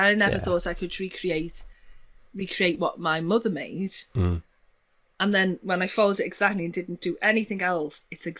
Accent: Liverpool, North West England, United Kingdom; accent: Scouse; three of them, but I suppose if I had to, it'd be Scouse.

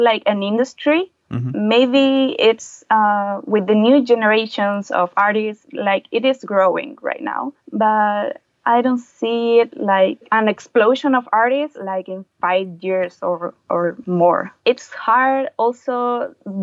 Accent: Chile; I'm a freelance comic illustrator from Chile.

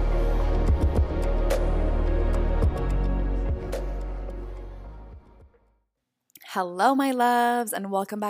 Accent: Montreal, Quebec, Canada; I'm from Montreal, but I'm in LA right now

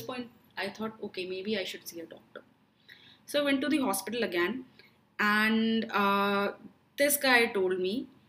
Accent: Dehradun, Uttarakhand, India; I'm from Dehradun

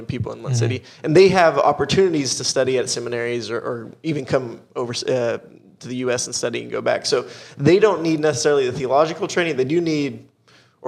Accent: Dallas, Texas, United States; moved away as an adult; also born or lived in India / Costa Rica; we grew up in a time where, you know, is Dallas, Texas

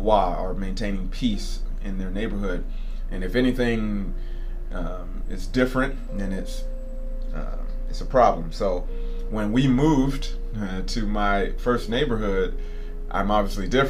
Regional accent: Georgia, United States; moved away as an adult; also born or lived in American South; now in Japan; I'm from Georgia. It's a car culture in my hometown

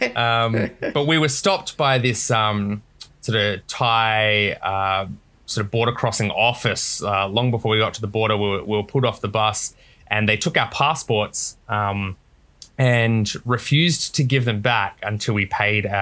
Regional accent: South Australia, Australia; now in Gold Coast, Australia; I was born in South Australia, but I'm Australian through and through.

